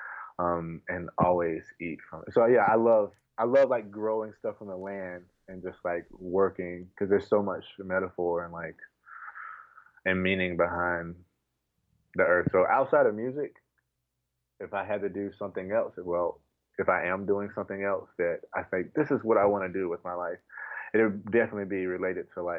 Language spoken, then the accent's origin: English; North Carolina, United States; I grew up in the South, North Carolina